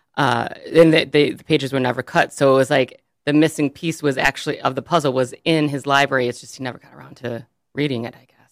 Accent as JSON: {"language": "English", "town": "Birmingham", "region": "Michigan", "country": "United States", "tie": "born or raised there", "lives_now": "Lake Orion, United States", "said": "I grew up in Birmingham"}